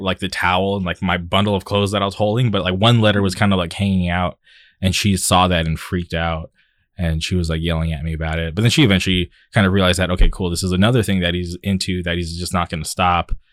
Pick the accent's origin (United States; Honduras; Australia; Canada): United States; Palm Springs, California; moved away as an adult; also born or lived in Orange County; I grew up in the Palm Springs area, lived there till I was, uh, twenty-one, and then I moved to Orange County